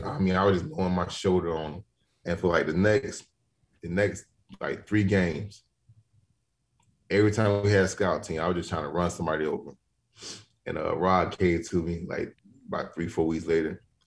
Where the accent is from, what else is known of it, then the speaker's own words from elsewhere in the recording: Miami, Florida, United States; And I'm from Miami. I'm built a little differently.